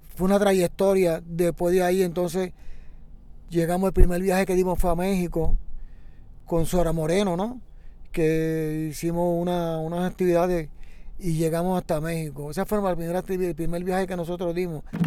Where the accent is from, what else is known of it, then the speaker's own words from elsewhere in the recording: San Juan, Puerto Rico; Nací en la parada 22 y media, ¿no? De pequeño, pues llegué a la comunidad de la 23